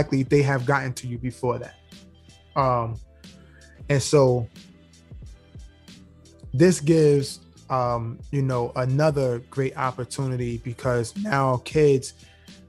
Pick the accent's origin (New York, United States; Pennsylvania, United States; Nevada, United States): New York, United States; New York City; moved away as an adult; now in Georgia, United States; I live here in Georgia, but I'm from New York, right? And I'm 38 years old now. I moved out of New York when I was about 32. Prior to that, in New York City, the Bronx